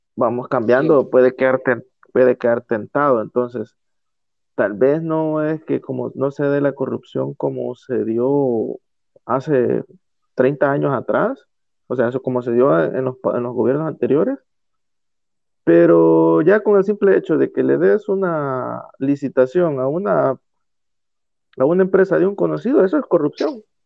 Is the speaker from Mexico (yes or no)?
no; El Salvador; de El Salvador